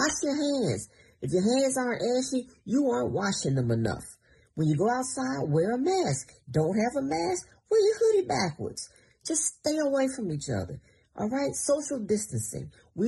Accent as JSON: {"language": "English", "town": "Portsmouth", "region": "Virginia", "country": "United States", "said": "I'm from Portsmouth. I went to Hampton University."}